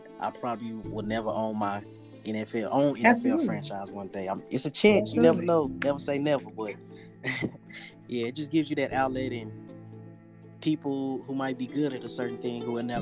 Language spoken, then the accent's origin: English; Dallas, Texas, United States; now in Tulsa, United States; I grew up in Dallas, Texas